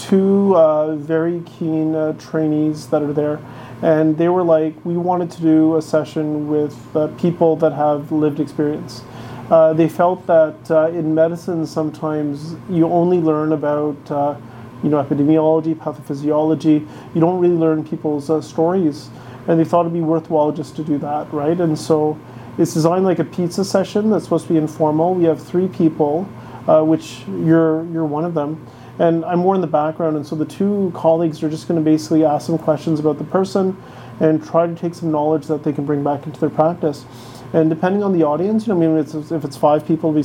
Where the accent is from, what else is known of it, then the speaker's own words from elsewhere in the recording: Ottawa, Ontario, Canada; I grew up in Ottawa, so it was the Ottawa Rough Riders